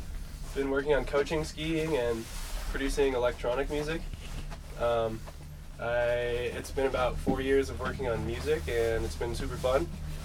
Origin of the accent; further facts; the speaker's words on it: Ohio, United States; moved away as an adult; also born or lived in Colorado; now in Denver, United States; I'm from Ohio originally. Moved out here about 3 years ago for school. I go to University of Denver right now, but parents have a place in Carbondale